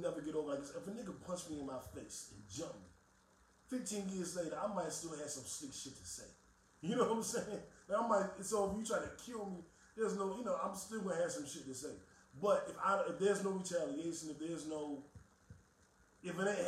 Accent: Washington, District of Columbia, United States; I'm not from Atlanta. We're from D.C.

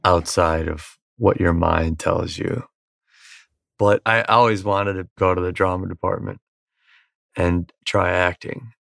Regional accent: Virginia Beach, Virginia, United States; moved away as an adult; also born or lived in Wisconsin / San Diego; We moved from Virginia Beach to San Diego the day after I graduated from high school

